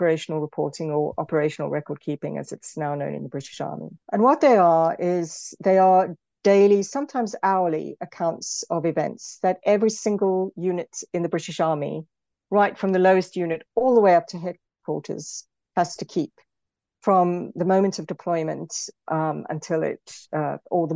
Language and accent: English; South Africa; moved away; also born or lived in Britain; as a South African, for example, I'm often thought, especially in Britain, the way I talk is often sometimes assumed to be aggressive